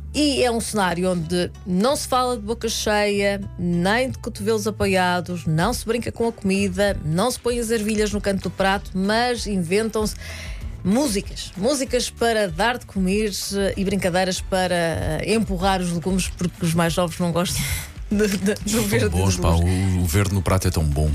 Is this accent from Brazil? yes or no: no; Cartaxo, Santarém District, Portugal; sou ribatejana, apesar de não ser de Vila Franca de Xira e ser do Cartacho